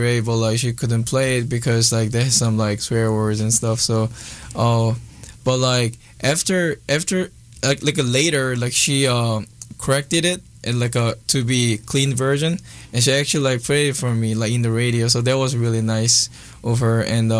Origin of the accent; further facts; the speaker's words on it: Seoul, South Korea; English is a second language; I'm from Korea. I'm all the way from like Korea's the capital city, Seoul. I was born and raised there, and I learned like English after I got into college